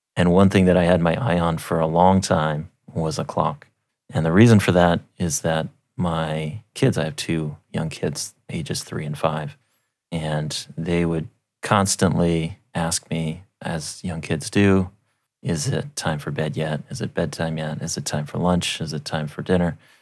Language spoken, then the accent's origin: English; Alaska, United States; growing up in Alaska